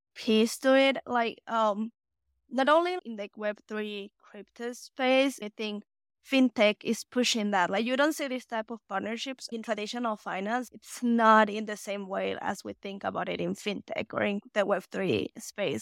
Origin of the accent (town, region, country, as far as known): Mexico; English is a second language; moved away as an adult; now in United States